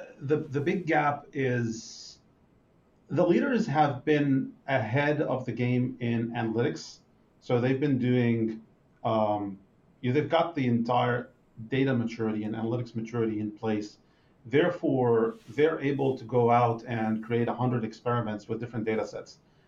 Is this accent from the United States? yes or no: no; Israel; English is a second language; But for an average person from Israel, I'm pretty mild.